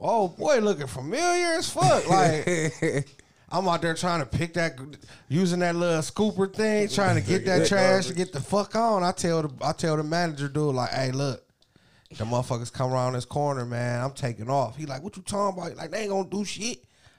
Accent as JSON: {"language": "English", "town": "Cleveland", "region": "Ohio", "country": "United States", "said": "I was from one project. I was from Longwood"}